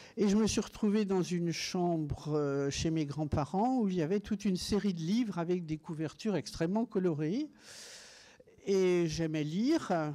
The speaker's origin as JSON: {"language": "French", "town": "Meursault", "region": "Bourgogne-Franche-Comté", "country": "France", "said": "puisque je suis bourguignonne. Je revendique le fait que je suis née à Meursault, dans les grands vins blancs de Bourgogne"}